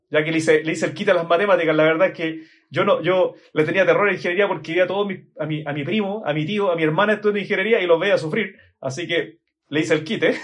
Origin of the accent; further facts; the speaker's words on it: Chile; accent: Chilean; por el acento seguramente notan que soy de Chile.